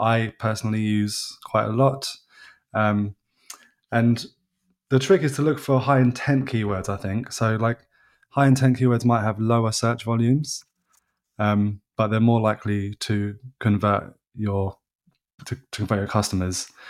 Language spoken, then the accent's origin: English; England, United Kingdom; They know I'm English